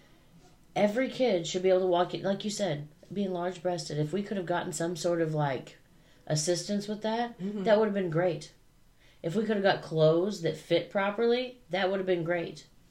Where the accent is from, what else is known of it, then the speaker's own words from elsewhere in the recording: United States; I'm American.